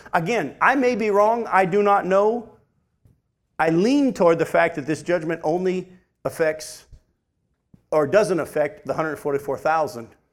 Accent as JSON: {"language": "English", "region": "New Hampshire", "country": "United States", "tie": "born or raised there", "said": "that's the kind of church I was raised in up in New Hampshire"}